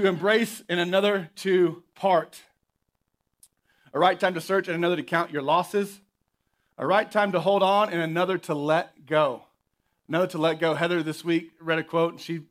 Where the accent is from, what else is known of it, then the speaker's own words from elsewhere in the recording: Oklahoma, United States; moved away; Growing up in Oklahoma